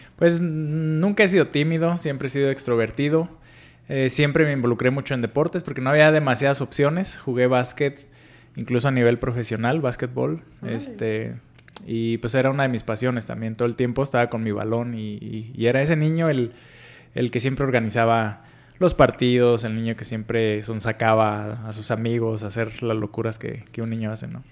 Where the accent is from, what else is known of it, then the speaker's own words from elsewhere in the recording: Paracho, Michoacán, Mexico; Soy nacido en una pequeña comunidad que se llama Paracho, es en el estado de Michoacán